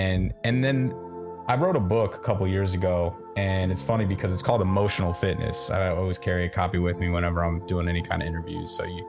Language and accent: English; Florida, United States; born there; also born or lived in Nevada / Las Vegas / Southern California; I was born in Florida, moved around a lot, not in the military, just, you know, kind of just trying to chase a better job when I was younger. Had some home bases, Florida, Nevada, mainly Las Vegas and Southern California